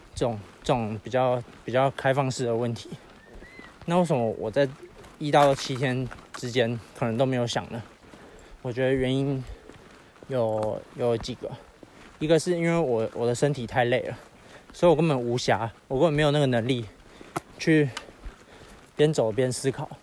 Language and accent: Chinese; Yilan County, Taiwan; 我也是宜兰人